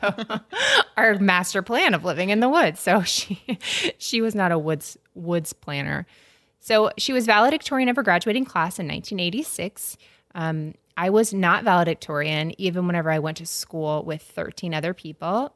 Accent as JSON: {"language": "English", "town": "Tallahassee", "region": "Florida", "country": "United States", "said": "I'm from Tallahassee"}